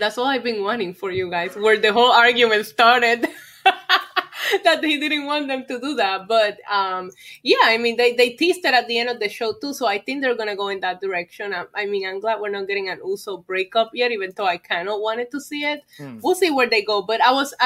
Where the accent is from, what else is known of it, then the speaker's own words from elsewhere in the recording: Puerto Rico; growing up in Puerto Rico